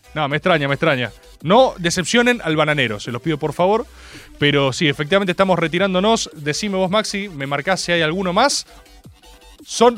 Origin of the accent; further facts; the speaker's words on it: Argentina; como argentinos